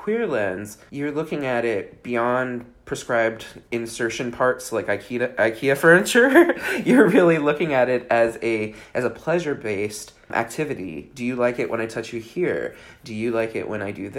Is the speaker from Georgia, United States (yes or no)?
no; Bay Area, California, United States; I grew up in the Bay Area in California.